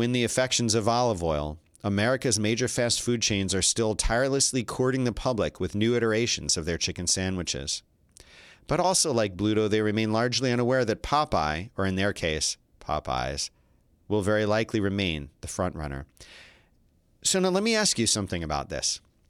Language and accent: English; Philadelphia, Pennsylvania, United States; and I'm from Philly, of course